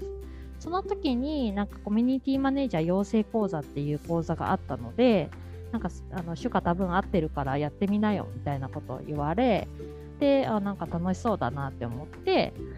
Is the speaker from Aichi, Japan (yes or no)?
no; Osaka, Japan; moved away as an adult; also born or lived in Tokyo; now in Okinawa, Japan; 大阪生まれの大阪育ちで